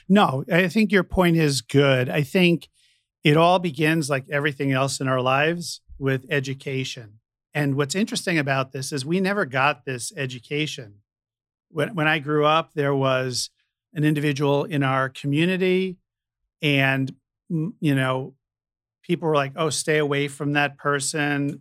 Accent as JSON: {"language": "English", "region": "New York", "country": "United States", "tie": "born or raised there", "moved": "yes", "lives_now": "San Francisco, United States", "said": "when I was growing up in New York"}